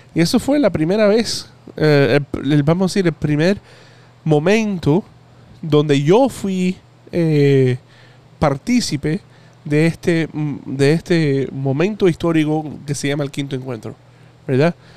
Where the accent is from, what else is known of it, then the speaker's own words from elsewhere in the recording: Hialeah, Florida, United States; Yo soy americano porque nací en Hialeah, de eh, Florida